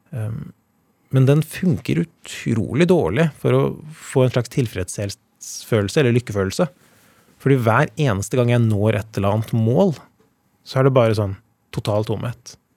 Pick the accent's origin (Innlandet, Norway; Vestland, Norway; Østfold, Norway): Innlandet, Norway; Elverum; also born or lived in Trysil; De bodde i Trysil da jeg ble født i Elverum